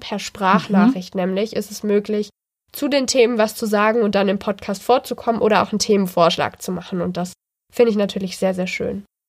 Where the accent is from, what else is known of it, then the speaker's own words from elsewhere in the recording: Baden-Württemberg, Germany; wie Gemeinschaftskunde hieß das bei uns in Baden-Württemberg